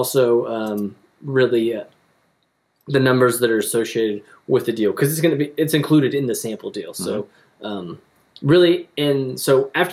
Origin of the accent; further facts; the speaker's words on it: Oklahoma, United States; we're from Oklahoma. Actually, we're here in Oklahoma now.